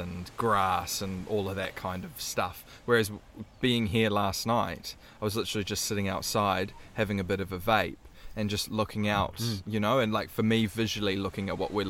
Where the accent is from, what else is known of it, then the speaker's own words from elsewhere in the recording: Waikato, New Zealand; growing up in the Waikato country